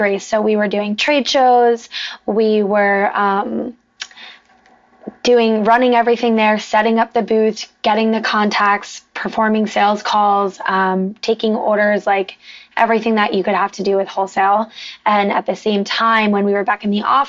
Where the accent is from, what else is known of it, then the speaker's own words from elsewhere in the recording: New Jersey, United States; moved away as an adult; also born or lived in New York City; now in South Florida, United States; I'm from New Jersey originally